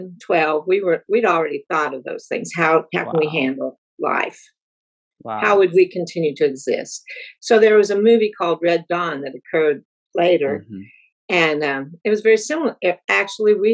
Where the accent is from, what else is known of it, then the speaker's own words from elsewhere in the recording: Colorado, United States; I grew up in Colorado